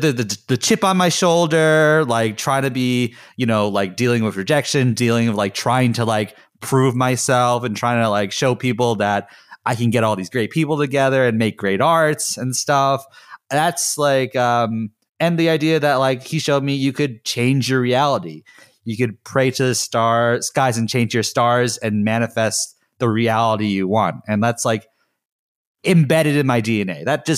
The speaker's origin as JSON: {"language": "English", "town": "Chicago", "region": "Illinois", "country": "United States", "said": "like, I'm like from Chicago and like I lived in Chicago and I'm living in Chicago."}